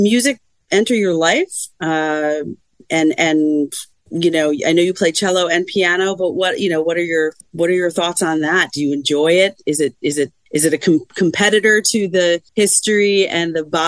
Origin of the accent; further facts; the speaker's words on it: Tuxedo, New York, United States; I grew up right near Harriman. I grew up in Tuxedo, so right down the street.